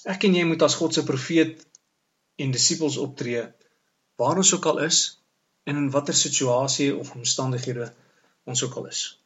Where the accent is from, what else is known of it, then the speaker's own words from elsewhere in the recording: South Africa; Ons is mos Suid-Afrikaners